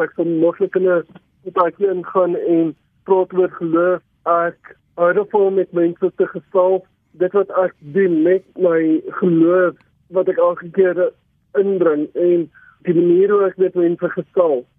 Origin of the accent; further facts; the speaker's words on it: Overton, Gauteng, South Africa; Ek het gebore in Overton, uh, ek bly nog steeds hier al vir 27 jaar